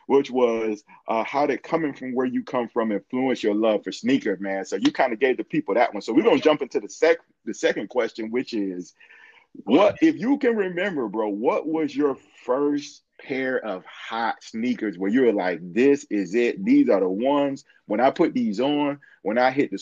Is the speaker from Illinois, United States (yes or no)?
no; Atlanta, Georgia, United States; I'm from Atlanta, Georgia, born and raised.